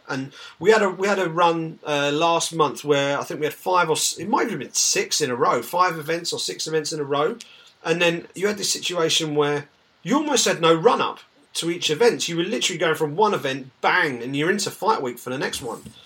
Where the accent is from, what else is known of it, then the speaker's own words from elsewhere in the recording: England, United Kingdom; as an Englishman